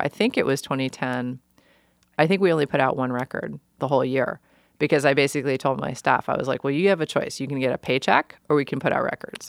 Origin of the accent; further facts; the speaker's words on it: New York City, New York, United States; moved away as an adult; also born or lived in Olympia, Washington; now in Portland, United States; I grew up in New York. New York is my home